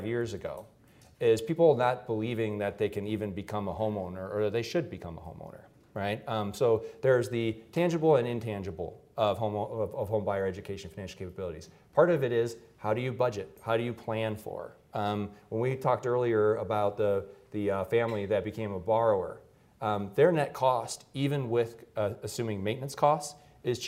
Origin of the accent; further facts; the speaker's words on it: Detroit, Michigan, United States; blue collar family growing up in Detroit